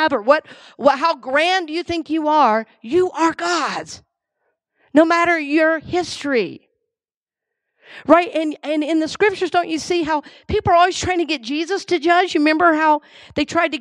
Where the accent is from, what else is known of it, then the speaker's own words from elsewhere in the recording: Georgia, United States; now in Tampa, United States; he's my home state